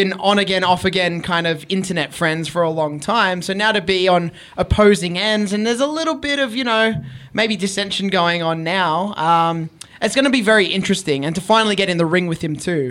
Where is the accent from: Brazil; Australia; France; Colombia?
Australia; I'm a wrestler from Australia